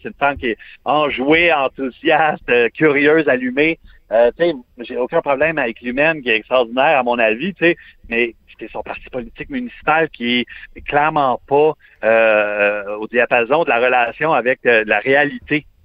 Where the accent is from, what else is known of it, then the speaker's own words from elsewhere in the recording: Montreal, Quebec, Canada; je suis montréalais à 100